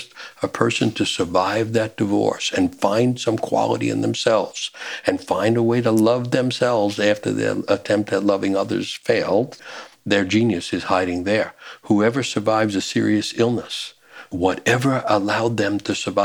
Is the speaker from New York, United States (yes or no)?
yes; New York City, New York, United States; I'm growing up in New York City